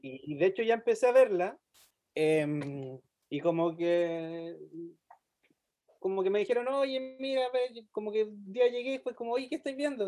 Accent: Chile; also born or lived in Temuco

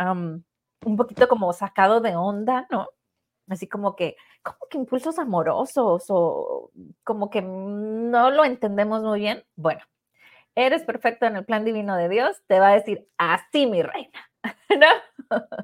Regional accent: Mexico; Pues nosotros somos de México

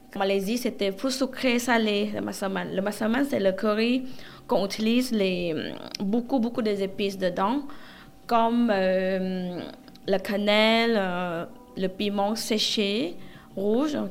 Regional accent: Southern Thailand, Thailand; French is a second language; also born or lived in Phuket; now in Paris, France; Je viens du sud de la Thaïlande. En fait, ma famille en Thaïlande, ils ont le restaurant. Euh, à Phuket

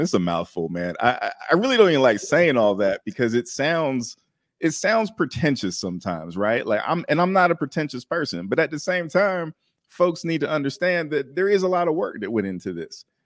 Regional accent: Maryland, United States; I'm originally from Maryland

